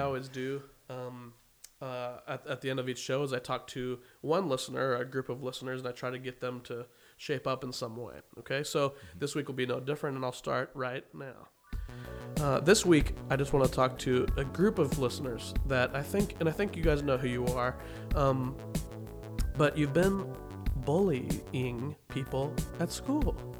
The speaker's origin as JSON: {"language": "English", "town": "Wichita", "region": "Kansas", "country": "United States", "tie": "born or raised there", "moved": "as an adult", "said": "I remember growing up in Wichita and loving it"}